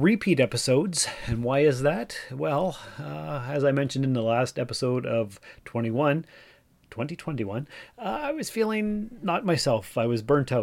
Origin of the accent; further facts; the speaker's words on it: Canada; also born or lived in Timmins, Ontario; I'm Canadian and that's what we do here